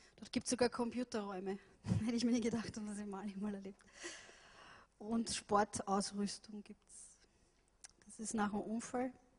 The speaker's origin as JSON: {"language": "German", "region": "Vienna", "country": "Austria", "tie": "born or raised there", "said": "ich bin ja in Wien aufgewachsen"}